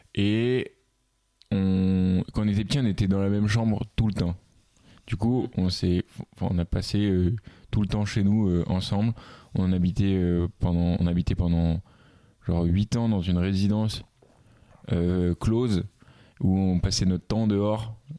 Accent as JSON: {"language": "French", "town": "Paris", "region": "Île-de-France", "country": "France", "said": "je suis parisien"}